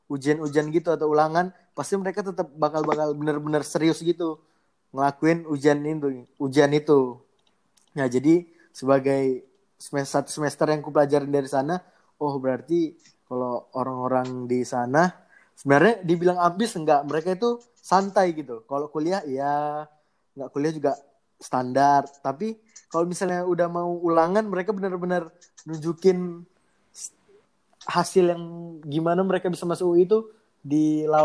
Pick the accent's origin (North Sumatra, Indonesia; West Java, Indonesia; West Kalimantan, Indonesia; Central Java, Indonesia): North Sumatra, Indonesia; Medan; pengalaman dari yang kurasain sebagai warga Medan yang uh, udah berkuliah di satu semester nih.